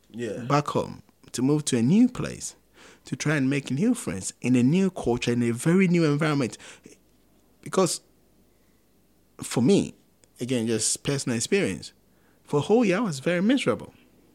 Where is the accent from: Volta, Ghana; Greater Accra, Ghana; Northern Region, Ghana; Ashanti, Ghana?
Ashanti, Ghana; Kumasi; now in United Kingdom; I'm from Kumasi